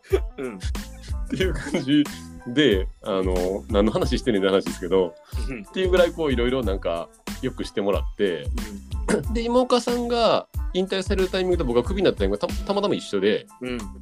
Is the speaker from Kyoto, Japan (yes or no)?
no; Osaka, Japan; 私は大阪出身